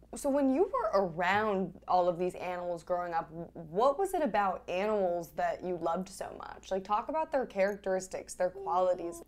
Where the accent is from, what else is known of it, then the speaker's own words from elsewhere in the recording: New York City, New York, United States; I grew up in New York City